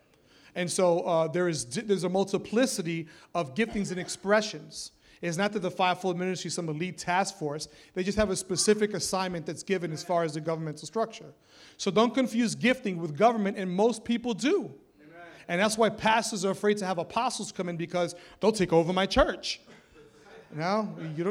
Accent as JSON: {"language": "English", "town": "New York City", "region": "New York", "country": "United States", "said": "I'm some kid from the Bronx, a teenager in Bible college"}